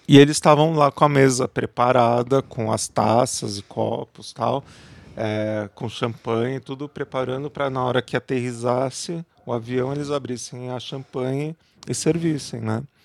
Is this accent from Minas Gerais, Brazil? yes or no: no; São Paulo, Brazil; Eu sou da cidade de São Paulo